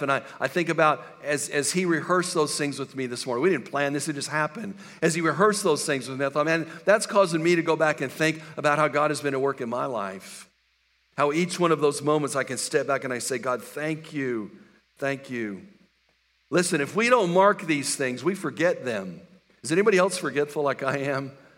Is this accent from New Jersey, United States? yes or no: no; West Texas, United States; moved away; I grew up in West Texas